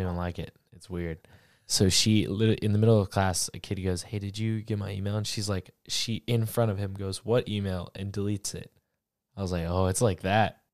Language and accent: English; Florida, United States; I'm from Florida